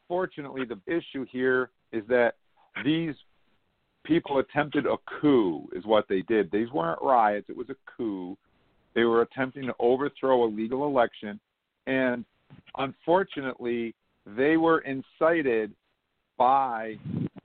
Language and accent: English; United States; as an American.